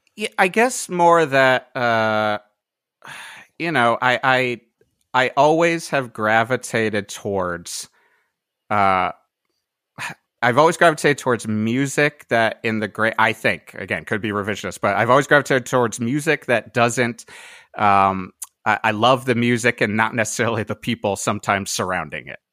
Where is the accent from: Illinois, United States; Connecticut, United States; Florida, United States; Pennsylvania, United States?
Connecticut, United States; Cheshire; moved away as an adult; also born or lived in Boston / New York / Brooklyn; now in Pasadena, United States; both me and Jay uh, from … and … uh, both grew up in Cheshire, Connecticut.